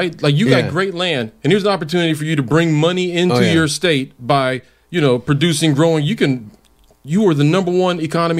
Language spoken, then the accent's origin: English; Mississippi, United States; now in San Antonio, United States; Mississippi, where I grew up